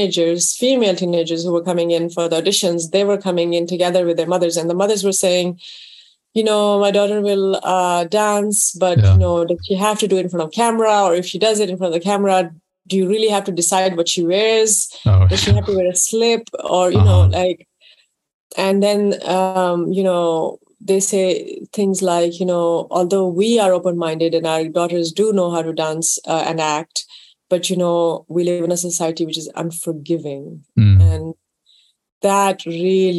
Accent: Karachi, Sindh, Pakistan; moved away; also born or lived in London; So I grew up in Pakistan.

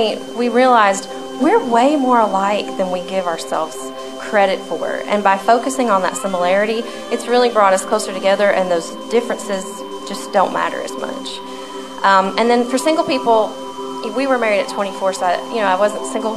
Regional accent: Alabama, United States; I'm from Alabama

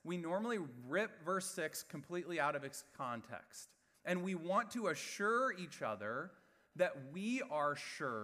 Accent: West Lafayette, Indiana, United States; I grew up in West Lafayette, Indiana

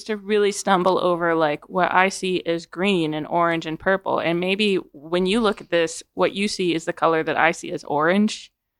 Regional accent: Maine, United States; I grew up in the Northeast in Maine, and so there's a lot of maple syrup up there.

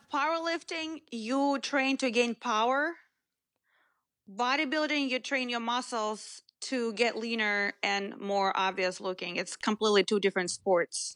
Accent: Moscow, Russia; moved away; didn't come from a small town. I was, I came from Moscow.

